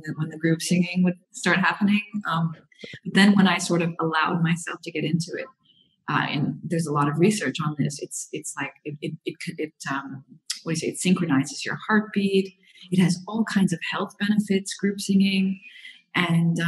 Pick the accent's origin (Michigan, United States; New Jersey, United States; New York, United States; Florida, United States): Florida, United States; moved away as an adult; now in Europe; I'm from Florida